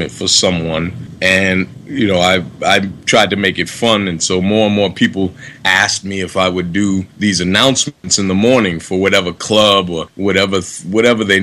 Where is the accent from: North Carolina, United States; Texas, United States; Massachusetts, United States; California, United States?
Massachusetts, United States; Boston; moved away; also born or lived in Harlem, New York / Los Angeles; I'm from the ghetto. I grew up in Roxbury in Boston, Massachusetts, and then moved to Harlem, New York